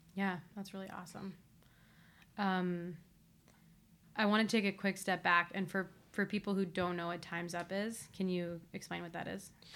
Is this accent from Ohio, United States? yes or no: yes; Ohio, United States; I'm also from Ohio